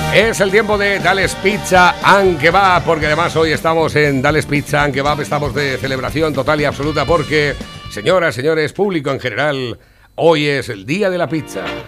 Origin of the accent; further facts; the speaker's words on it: Spain; como español